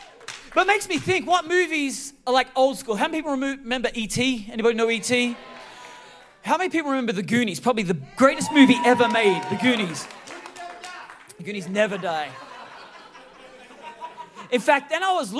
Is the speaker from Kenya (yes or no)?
no; Australia; also born or lived in San Francisco Bay Area, United States; now in United States; I was born in Australia